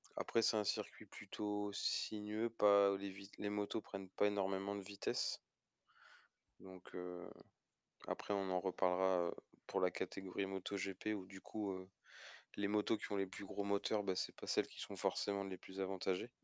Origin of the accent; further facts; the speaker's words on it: France; en tant que Français